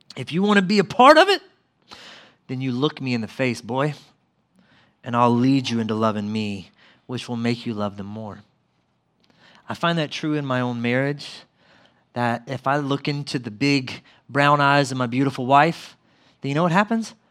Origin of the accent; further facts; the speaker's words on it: Mississippi, United States; where I grew up in Mississippi.